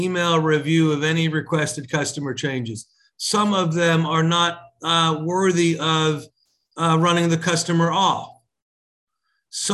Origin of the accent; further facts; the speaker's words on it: Texas, United States; also born or lived in Long Island, New York / New York; I was born in Long Island, New York, and moved to Texas when I was 5 years old.